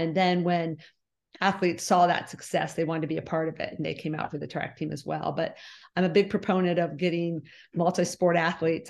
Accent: West Liberty, Ohio, United States; also born or lived in Bowling Green, Ohio; We moved to West Liberty when I was almost four years old. So I've lived here all my life

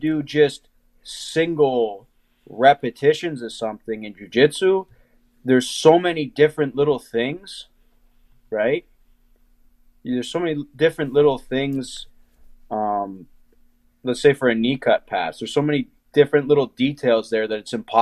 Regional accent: Ohio, United States; I'm from Ohio, and I mean, wrestling's huge here

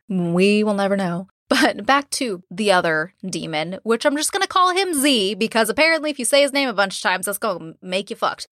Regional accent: California, United States; I'm from California and took Spanish in high school and college

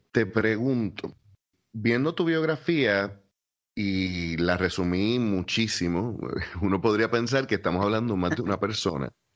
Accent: Puerto Rico; como puertorriqueño también conozco la cultura

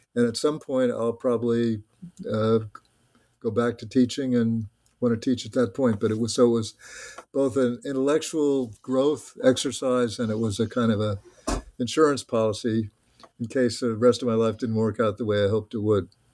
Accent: New Jersey, United States; moved away as an adult; also born or lived in Massachusetts; I grew up in a small town in New Jersey

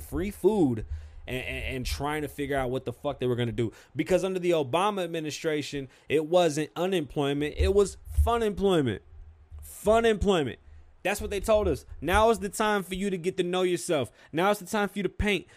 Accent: New York, United States; accent: New York

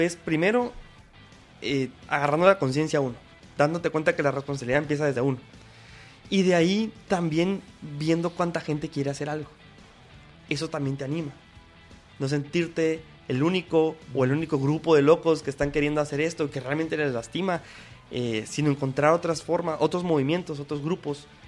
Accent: Guatemala; nosotros también pues eh, como guatemaltecos

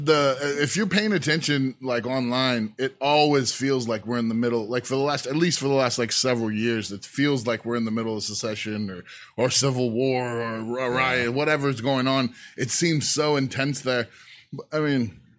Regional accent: California, United States; was born and went to high school in California. Okay. So I kind of feel like I'm from California

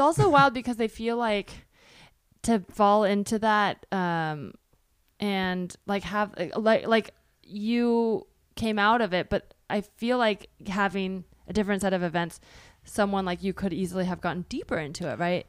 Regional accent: Bay Area, California, United States; born or raised there

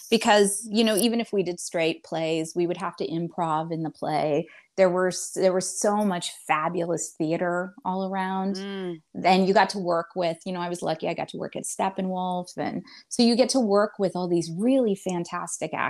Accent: Indiana, United States; moved away as an adult; also born or lived in Chicago

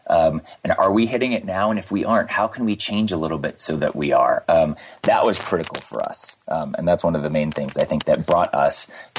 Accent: United States; also born or lived in North Carolina / Miami, Florida; I grew up in North Carolina and in Miami, Florida

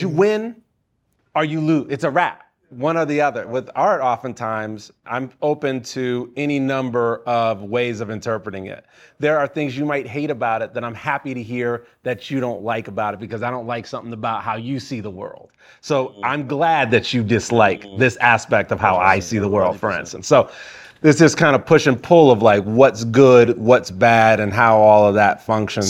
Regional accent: Chicago, Illinois, United States; I'm from Chicago.

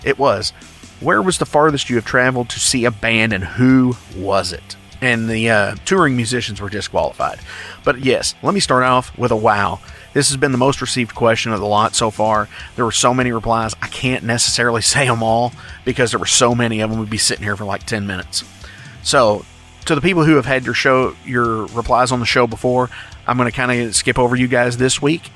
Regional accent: Indiana, United States; we're from Indiana, both of us are.

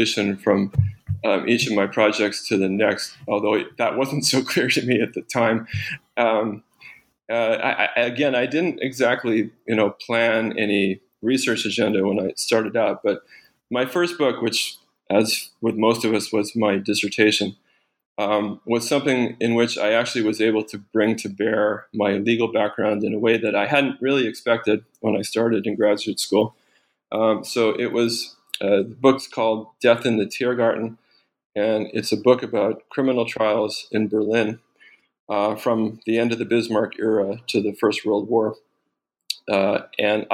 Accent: Canada; also born or lived in Rochester, New York, United States; I grew up in Canada. I was born in upstate New York in Rochester, but I mostly grew up in Canada

